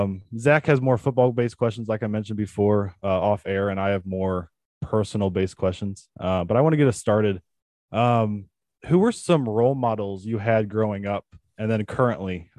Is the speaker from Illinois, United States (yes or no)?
no; St. Louis, Missouri, United States; we're from St. Louis area